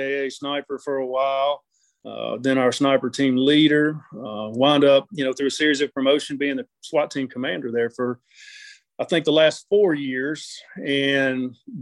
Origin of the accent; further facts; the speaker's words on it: Memphis, Tennessee, United States; I was born and raised in the Memphis area